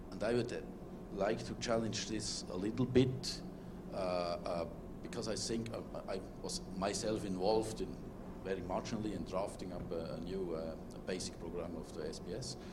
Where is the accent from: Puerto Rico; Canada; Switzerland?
Switzerland; I'm from Switzerland